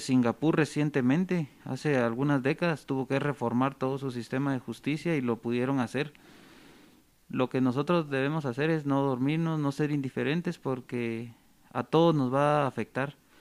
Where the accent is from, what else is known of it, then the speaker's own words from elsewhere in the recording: Guatemala; como guatemaltecos